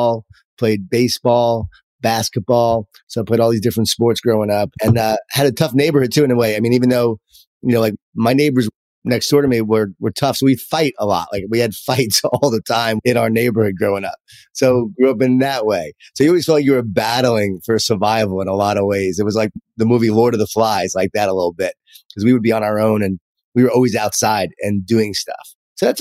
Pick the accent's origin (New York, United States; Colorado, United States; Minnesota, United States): New York, United States; Long Island; born or raised there